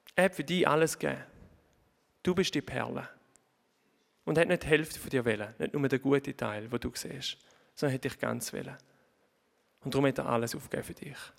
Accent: Oberhofen, Thurgau, Switzerland; moved away as an adult; ihr hört ein bisschen meinem Dialekt an, ich bin nicht ganz von da, auch wenn ich zu Oberhofen aufgewachsen bin.

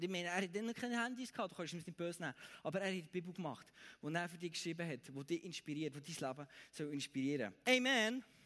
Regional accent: Bern, Switzerland; bei uns in Bern

